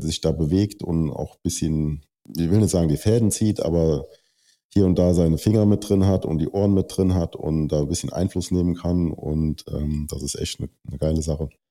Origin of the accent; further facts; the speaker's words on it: Germany; als deutscher Athlet